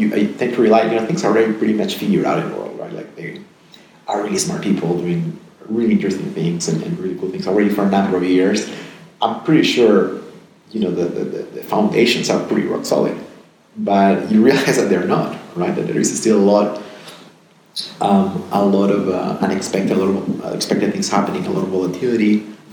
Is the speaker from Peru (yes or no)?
yes; Peru; moved away; also born or lived in United States / Netherlands / Geneva / Amsterdam; I'm born and raised in Peru.